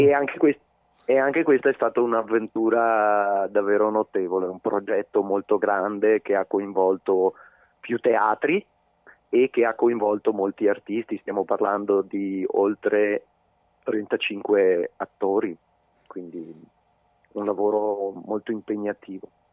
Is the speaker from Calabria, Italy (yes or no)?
no; Veneto, Italy; moved away; anche se sono esule, il Veneto è la mia terra